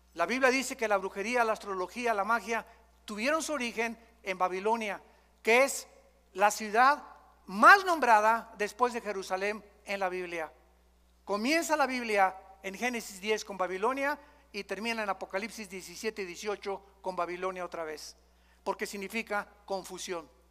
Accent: Mexico; todos nosotros venimos de la religión popular, de aquí en México

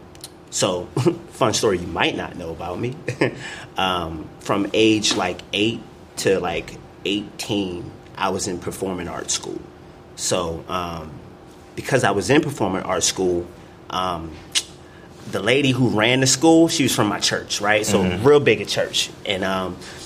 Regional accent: Baltimore, Maryland, United States; moved away; I'm originally from Baltimore, Maryland. Was raised there my entire life.

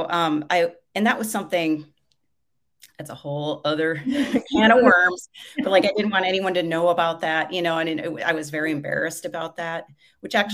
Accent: Minneapolis, Minnesota, United States; I grew up in Minneapolis, not too far from his neighborhood.

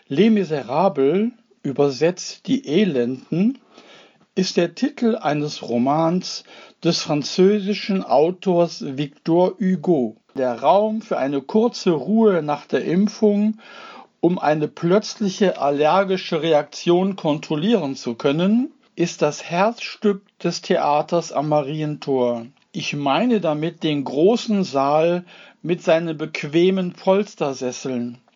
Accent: Duisburg, North Rhine-Westphalia, Germany; Also ich bin äh, Duisburger, ich bin Buchholzer. Ich komme aus der Afrikasiedlung, bin da geboren in einer Familie mit fünf Kindern und beiden Eltern eigentlich aus Bayern.

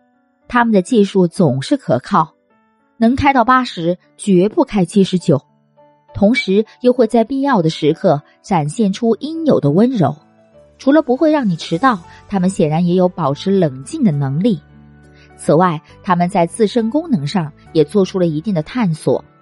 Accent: Guangxi, China; 那次去重庆，一听我是广西来的，司机师傅突然唱起了山歌。

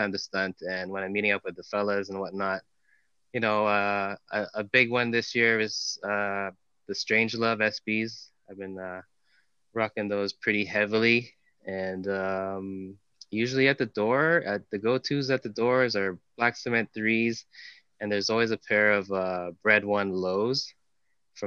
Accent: Toronto, Ontario, Canada; born and raised in Toronto. Grew up in North York

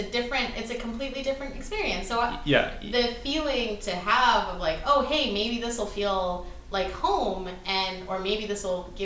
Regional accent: Surrey, British Columbia, Canada; also born or lived in Richmond, British Columbia; I grew up in Surrey. And I wasn't the right kind of brown to be to fit in there.

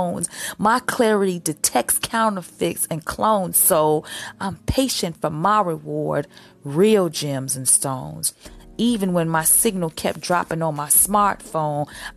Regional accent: Chicago, Illinois, United States; moved away as an adult; now in Los Angeles, United States; my hometown, Chicago

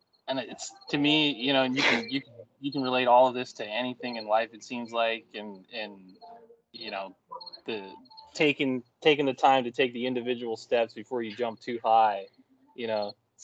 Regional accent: East Coast, United States; I'm from the East Coast. I have thick skin

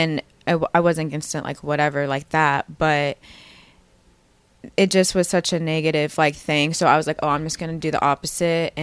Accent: Hutchinson, Kansas, United States; I grew up in Hutchinson, Kansas. So it's a very small little town in Kansas

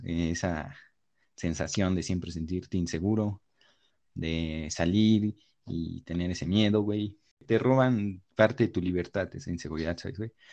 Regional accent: Mexico; nacer en este país que ni siquiera elegí yo nacer en este país

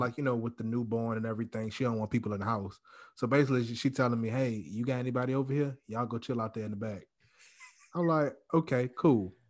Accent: Louisiana, United States; moved away; also born or lived in Texas; I'm from Louisiana

